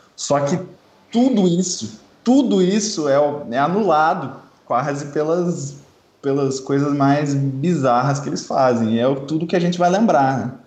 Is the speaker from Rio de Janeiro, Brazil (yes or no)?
no; Curitiba, Paraná, Brazil; sou de Curitiba